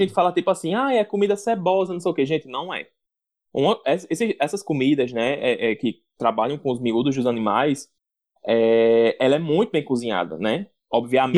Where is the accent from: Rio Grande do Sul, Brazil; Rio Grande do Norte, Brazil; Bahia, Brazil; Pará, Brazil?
Rio Grande do Norte, Brazil; como bons potiguares e como papas gerimuns